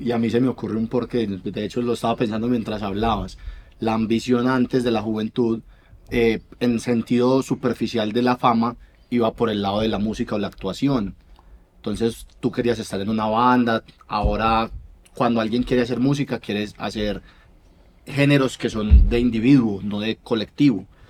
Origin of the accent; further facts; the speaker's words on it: Colombia; en mi país